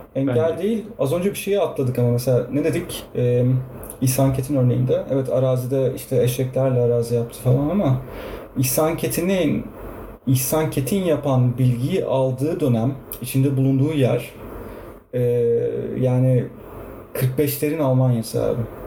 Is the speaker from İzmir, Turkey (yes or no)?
yes; İzmir, Turkey; İzmir, İzmirliyim ben.